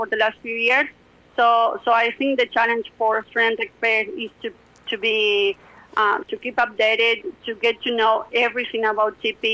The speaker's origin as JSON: {"language": "English", "town": "Rosario", "region": "Santa Fe", "country": "Argentina", "tie": "born or raised there", "said": "this transfer pricing analyst position at PwC in Rosario, which is my hometown."}